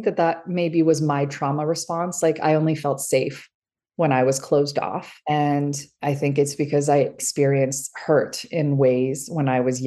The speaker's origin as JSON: {"language": "English", "town": "Los Angeles", "region": "California", "country": "United States", "tie": "born or raised there", "also_born_or_lived": "Iran", "said": "I was born in Iran. My parents escaped when I was an infant. We were, you know, brought here with the values of another country. And yet I was growing up in Los Angeles, California."}